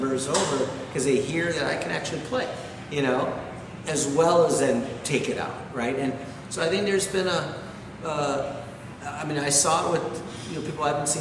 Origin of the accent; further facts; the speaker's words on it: Wisconsin, United States; moved away as an adult; now in New York, United States; I was a kid from Wisconsin that had $13,000 in a bank account.